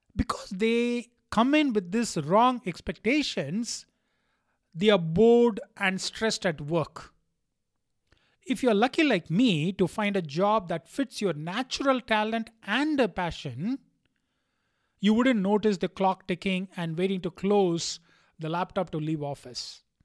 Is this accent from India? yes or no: yes; India; being an Indian